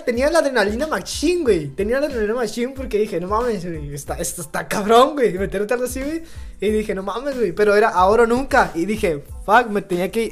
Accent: Mexico; como mexicano

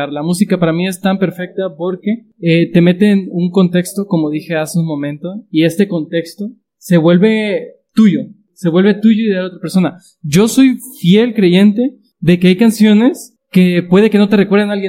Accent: Guadalajara, Jalisco, Mexico; en mi país, o sea, en mi estado, mis amigos de Guadalajara, Jalisco

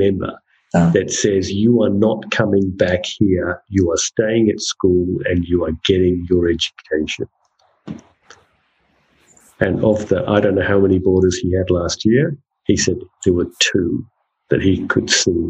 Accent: Northern Territory, Australia; And, you know, as a Territorian and as an Australian, you're like, what?

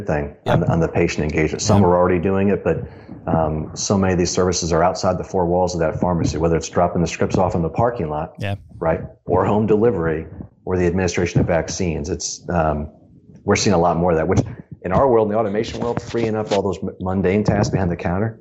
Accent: Ohio, United States; moved away as an adult; also born or lived in Chicago; I grew up in Ohio

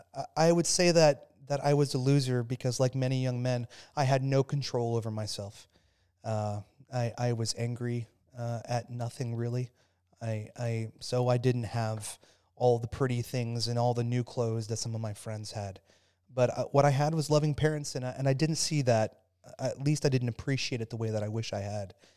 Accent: Phoenix, Arizona, United States; I grew up in Phoenix, Arizona

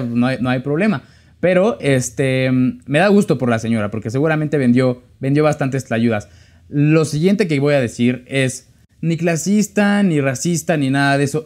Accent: State of Mexico, Mexico; yo soy del Estado de México

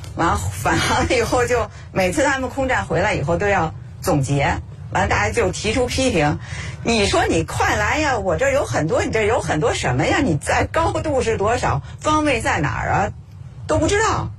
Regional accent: Beijing, China; 我们小时候就住在空军大院，离这儿很近

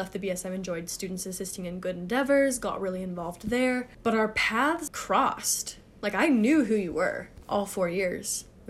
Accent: Germany; I grew up in Germany, but I was just a basic goody two-shoes kid.

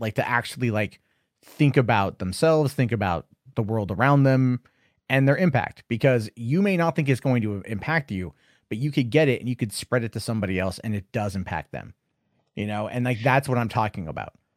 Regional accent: United States; I'm an American.

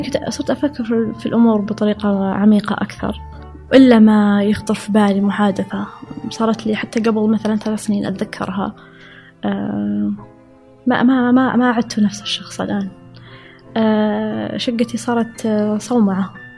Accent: Saudi Arabia; moved away as an adult; also born or lived in Riyadh / Chicago; أنا كسعودية

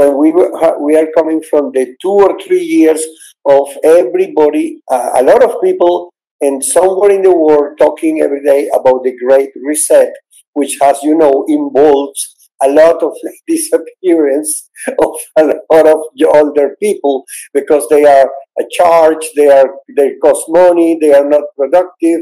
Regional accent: Caracas, Capital District, Venezuela; I was born in Caracas, Venezuela

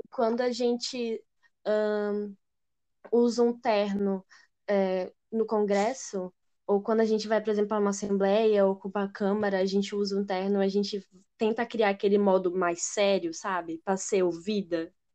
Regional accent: Aracaju, Sergipe, Brazil; eu sou de Aracaju, Sergipe

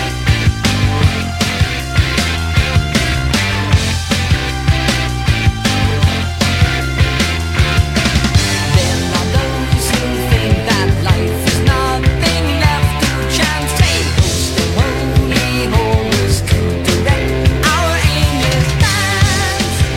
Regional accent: Canada; I'm Canadian.

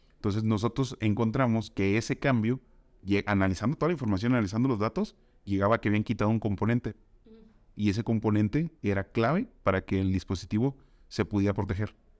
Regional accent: Tampico, Tamaulipas, Mexico; moved away as an adult; now in Guadalajara, Mexico; soy originario de Tampico, Tamaulipas

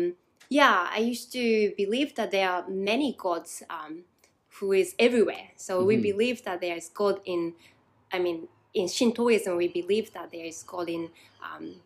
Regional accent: Japan; moved away as an adult; now in Newcastle, United Kingdom; So I was born in Japan, grew up in Japan

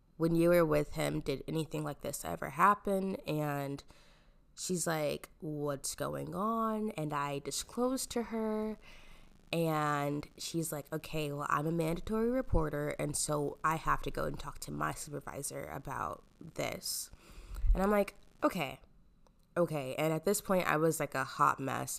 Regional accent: Omaha, Nebraska, United States; I am from Omaha, Nebraska

